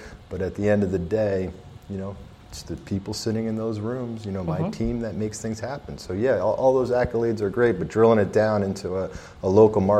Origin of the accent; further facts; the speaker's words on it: Lehigh Valley, Pennsylvania, United States; moved away as an adult; also born or lived in Philadelphia area; now in Reading, United States; I'm a guy from the Lehigh Valley